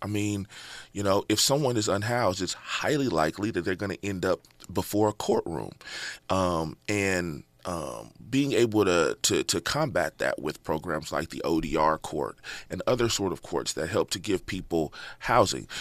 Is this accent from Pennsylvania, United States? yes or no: no; Inglewood, California, United States; Born and raised in Inglewood, California